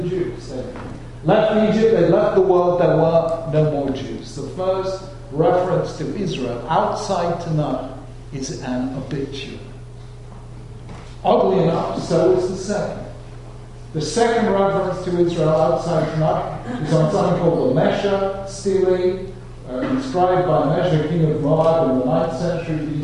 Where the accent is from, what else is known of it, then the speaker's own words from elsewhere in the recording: London, United Kingdom; I and my brothers growing up in London, in a really non-Jewish world